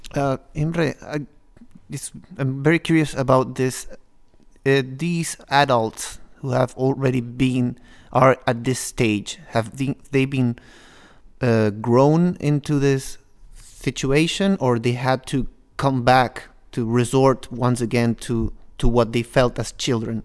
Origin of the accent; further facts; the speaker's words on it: Peru; now in Norway; I am from Peru.